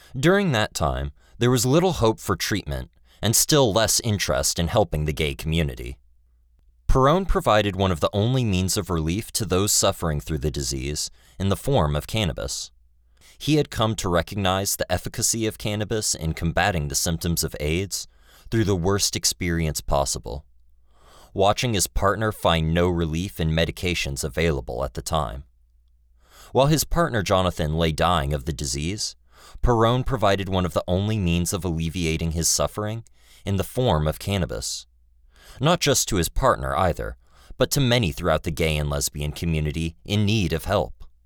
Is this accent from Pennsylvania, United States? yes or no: no; Kentucky, United States; my home state of Kentucky